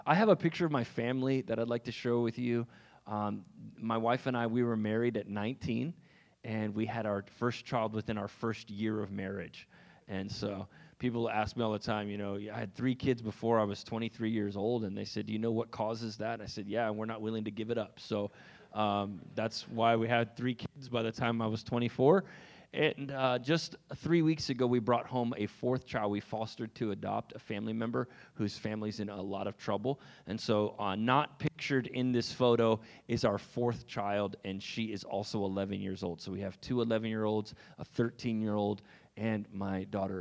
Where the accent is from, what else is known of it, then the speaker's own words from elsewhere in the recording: Raleigh, North Carolina, United States; I hail from Raleigh, North Carolina